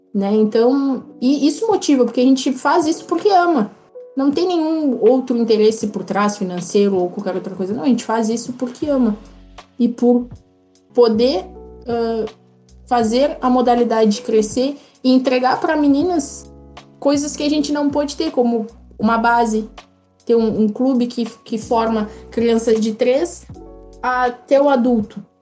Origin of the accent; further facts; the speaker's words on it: Pelotas, Rio Grande do Sul, Brazil; Eu sou pelotense